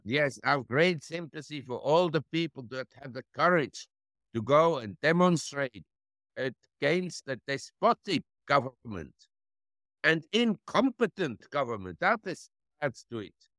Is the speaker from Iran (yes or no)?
no; Switzerland; moved away as an adult; also born or lived in Geneva / Zurich / London / New York; now in Thailand; I was born in Switzerland and grew up in Switzerland, in Geneva and Zurich